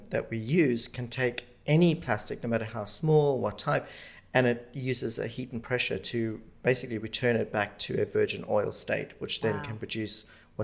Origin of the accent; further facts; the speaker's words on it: South Africa; now in United Kingdom; I grew up in Africa and grew up without television or any sort of entertainment